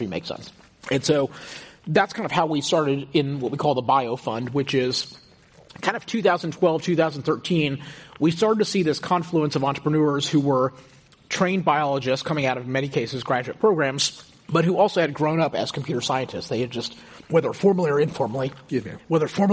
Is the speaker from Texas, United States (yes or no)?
yes; Houston, Texas, United States; moved away as an adult; also born or lived in Stanford, California; I grew up in Houston, in a very, kind of comfortable middle-class family